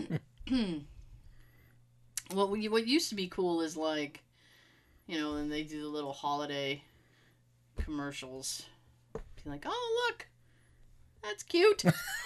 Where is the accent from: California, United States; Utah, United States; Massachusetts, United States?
Massachusetts, United States; Boston; accent: Boston; my Boston accent